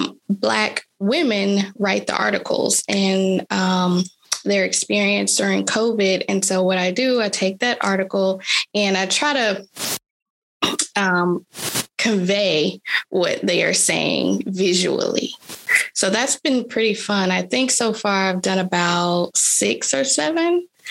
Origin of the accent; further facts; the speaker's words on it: Mobile, Alabama, United States; also born or lived in Birmingham, Alabama; I grew up in Mobile, Alabama.